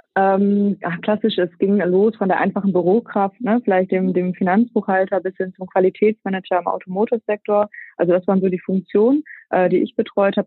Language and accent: German; Münster area, Lower Saxony, Germany; also born or lived in Netherlands / Rhine-Ruhr; Bin aber als, äh, gebürtige Münsteranerin, die so ein bisschen an der holländischen Grenze groß geworden ist, ähm, dann der Liebe wegen wieder zurück